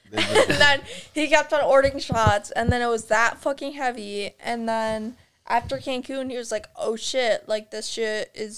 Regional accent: Illinois, United States; And so I was from Illinois and Dylan was from fucking Ohio.

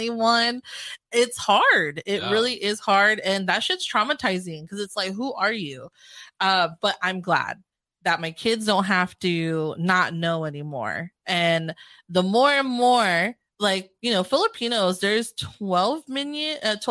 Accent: Carson, California, United States; I'm from Carson, California

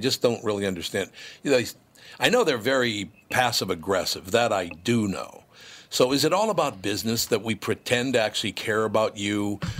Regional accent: Minnesota, United States; I was born in Minnesota, raised in Minnesota. We still live there. I love Minnesota.

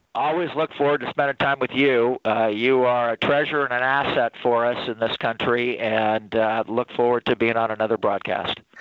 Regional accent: South Bend, Indiana, United States; my hometown of South Bend, Indiana

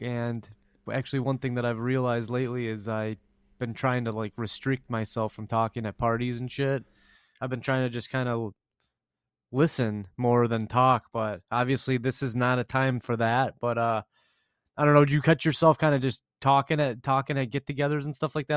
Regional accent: Grosse Pointe, Michigan, United States; us growing up in Grosse Pointe

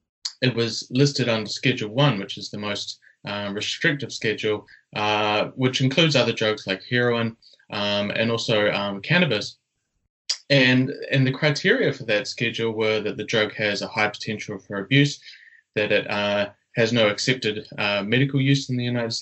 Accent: New Zealand; also born or lived in Australia; Yeah, so as you said, I'm from New Zealand, but was doing my study in Australia.

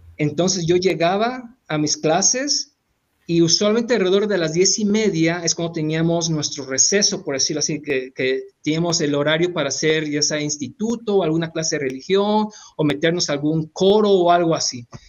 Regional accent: Tabasco, Mexico; moved away as an adult; also born or lived in Hidalgo; now in United States; yo soy de Tabasco

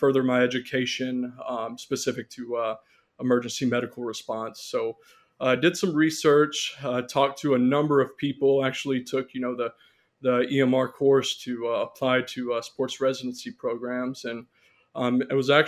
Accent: near Shreveport, northwest Louisiana, United States; moved away as an adult; also born or lived in Conway, Arkansas / Little Rock, Arkansas; now in Chula Vista, United States; I grew up in Louisiana, in northwest Louisiana, near Shreveport, Louisiana

